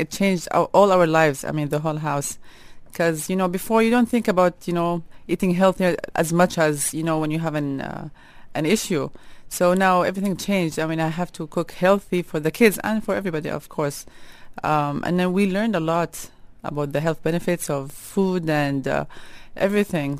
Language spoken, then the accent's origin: English; Jeddah, Makkah Province, Saudi Arabia; now in Dubai, United Arab Emirates; I was raised in Jeddah, like the port, like the Red Sea